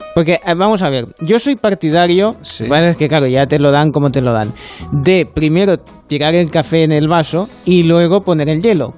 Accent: France; como francés, para mí

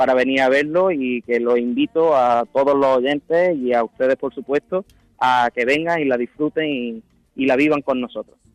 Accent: Archidona, Andalusia, Spain; en Archidona decimos

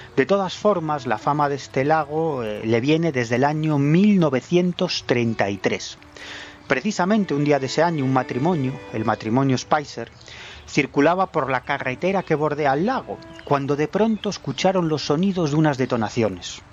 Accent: Galicia, Spain; mi Galicia, a mi Galicia natal

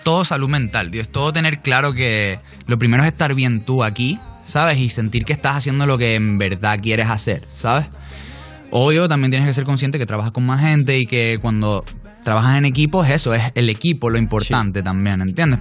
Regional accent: Tejina, Canary Islands, Spain; moved away as an adult; now in Miami, United States; yo vengo de Tenerife, ¿ok? De un pueblo que se llama Tejina, que son 10.000 personas que nos conocemos todos

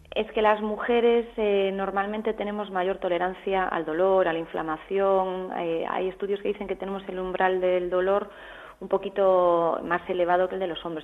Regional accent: Galicia, Spain; Yo soy gallega

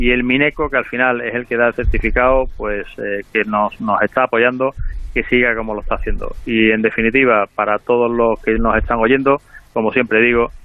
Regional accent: Spain; los únicos que están afectados por esta normativa somos los españoles

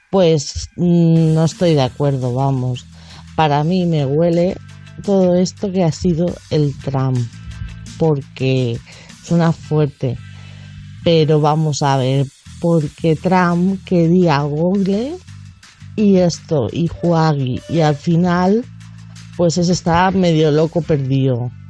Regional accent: Valencia, Valencian Community, Spain; soy de Valencia.

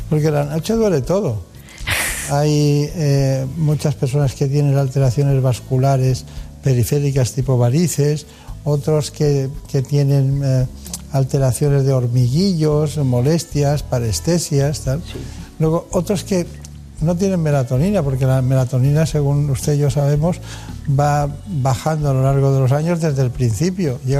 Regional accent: Córdoba, Andalusia, Spain; also born or lived in Málaga; Soy de Córdoba.

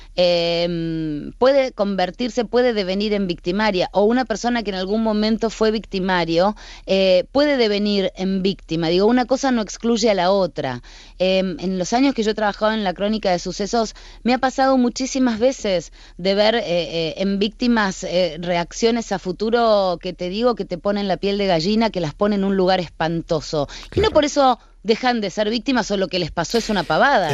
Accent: Argentina; yo trabajé durante 25 años en la crónica de sucesos en mi país, en la televisión argentina

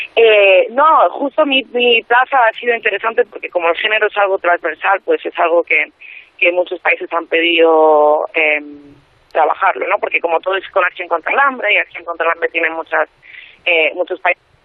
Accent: Madrid, Community of Madrid, Spain; tengo 27 años y soy de Madrid.

